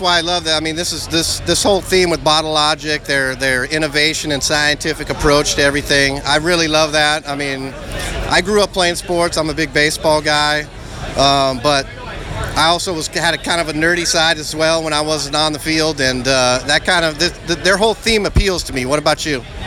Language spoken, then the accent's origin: English; LA County, California, United States; I'm also an LA County native.